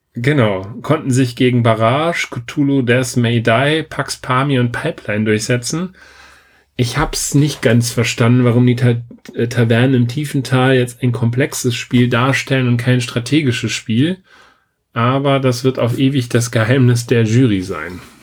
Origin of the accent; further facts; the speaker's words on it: Germany; bei uns in Deutschland